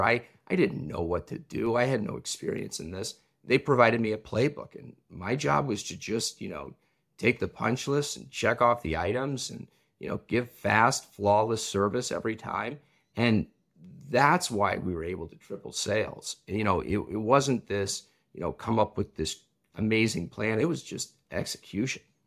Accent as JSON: {"language": "English", "town": "Champaign", "region": "Illinois", "country": "United States", "tie": "born or raised there", "said": "I grew up in Champlain, Illinois"}